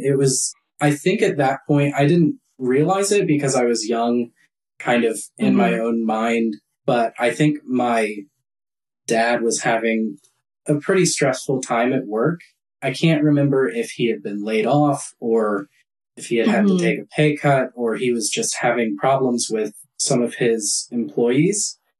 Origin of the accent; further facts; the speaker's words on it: Omaha, Nebraska, United States; I was from Nebraska, Omaha, so like the central Nebraska.